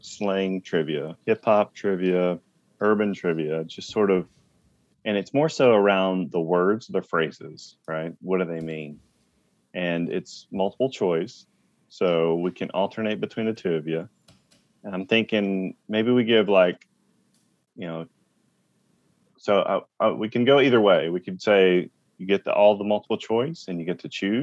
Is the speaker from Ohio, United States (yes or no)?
no; Bryan, Texas, United States; moved away as an adult; also born or lived in Denison, Texas / Howe, Texas / Detroit, Texas / Nashville, Tennessee; now in Durham, United States; I grew up in Texas